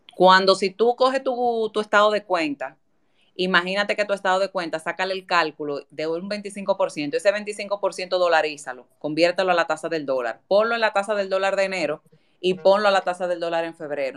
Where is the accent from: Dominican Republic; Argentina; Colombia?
Dominican Republic